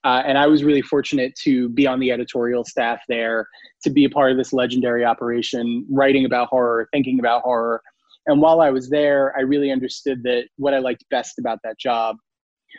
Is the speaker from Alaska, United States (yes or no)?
no; New York, United States; I grew up in New York